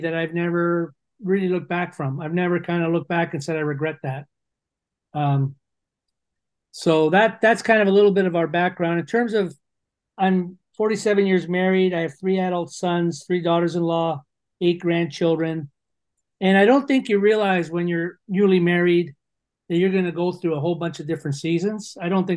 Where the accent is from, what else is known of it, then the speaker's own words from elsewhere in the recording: Toronto, Ontario, Canada; also born or lived in London, Ontario; I was from Toronto.